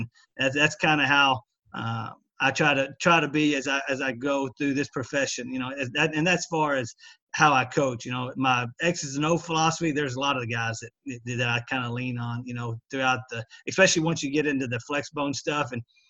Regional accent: small town West Texas, United States; grew up in small town West Texas, you know, about 60 miles from here.

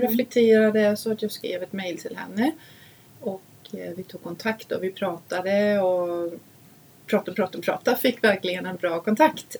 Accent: Denmark; Swedish is a second language; now in Sweden; Vi var hemma och hälsade på min familj

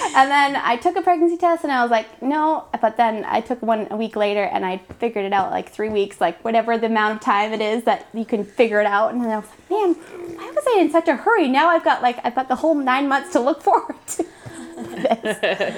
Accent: Canada; moved away; I'm Canadian, so we go up to Canada to visit my family for Canadian Thanksgiving

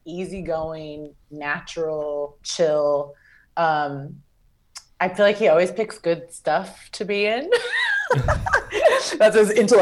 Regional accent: Kansas, United States; I'm from Kansas

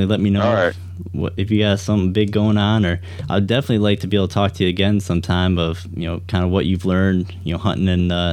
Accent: Benzie County, Michigan, United States; I grew up out in Benzie County

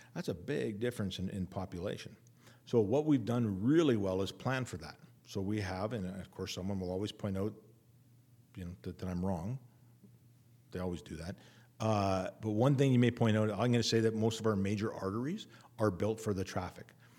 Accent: Winnipeg, Manitoba, Canada; moved away as an adult; I come from Winnipeg, I literally lived downtown.

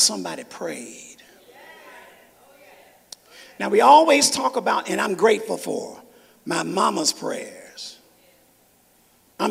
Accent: Memphis, Tennessee, United States; I'm from Memphis.

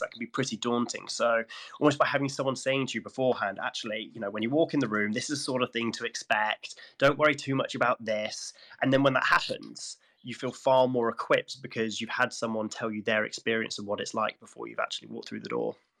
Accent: Gloucestershire, South West England, United Kingdom; I come from Gloucestershire

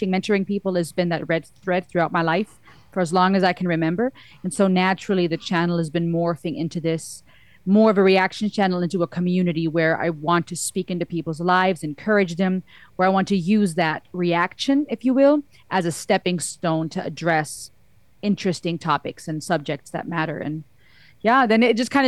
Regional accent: Germany; now in United States; I'm half Cuban, half German. I was born and raised in Germany. I live in the States now

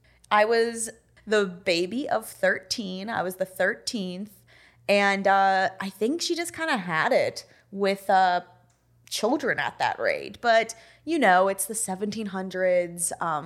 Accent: New Jersey, United States; Well, so I'm originally from North Jersey, and that is very important because I'm basically a city gal, you know?

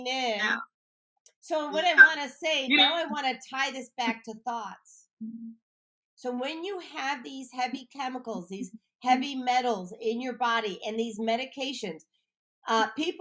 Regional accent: Highland Park, Illinois, United States; I grew up in Highland Park

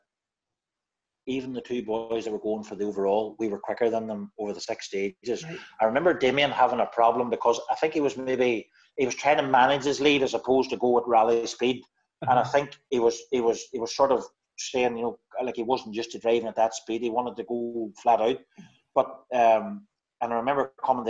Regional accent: Derry, Northern Ireland, United Kingdom; I'm from Derry

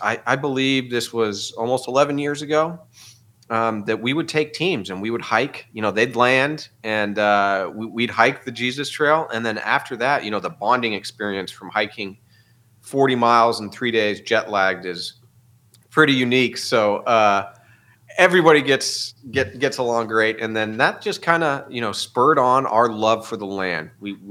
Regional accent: Colorado, United States; we grew up in Colorado

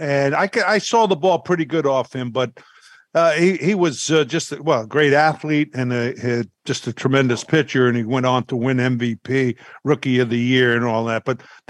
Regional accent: New York, United States; Yeah, and I'm from New York, so they knew I was from New York.

